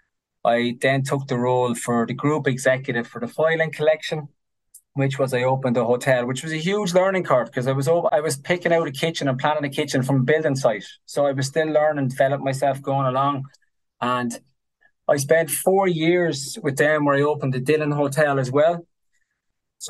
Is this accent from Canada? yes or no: no; Ireland; Being Irish.